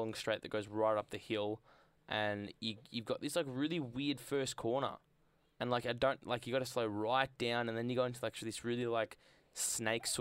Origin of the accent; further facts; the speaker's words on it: Australia; I'm Australian biased